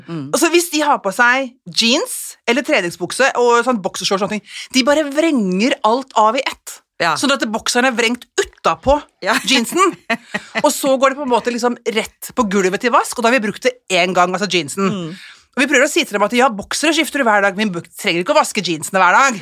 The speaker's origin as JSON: {"language": "Norwegian", "town": "Ski", "region": "Akershus", "country": "Norway", "tie": "born or raised there", "also_born_or_lived": "Oslo", "moved": "as an adult", "lives_now": "Kolbotn, Norway", "said": "nærmere der jeg kommer fra. For jeg er jo skijente"}